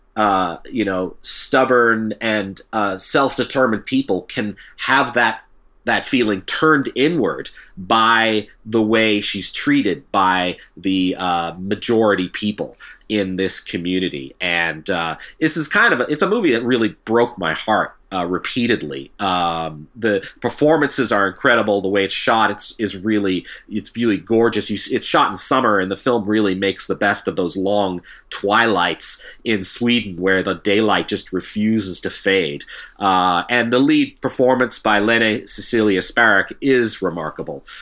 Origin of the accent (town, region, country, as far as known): Canada